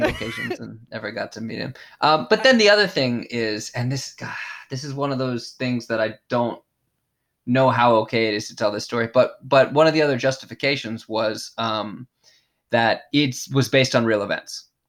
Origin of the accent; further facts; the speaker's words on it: United States; moved away as an adult; now in Japan; they credited me as American